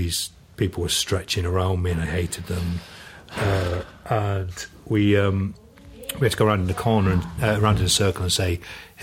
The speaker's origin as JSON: {"language": "English", "town": "Barnsley", "region": "Yorkshire and the Humber", "country": "United Kingdom", "said": "I'm from Barnsley"}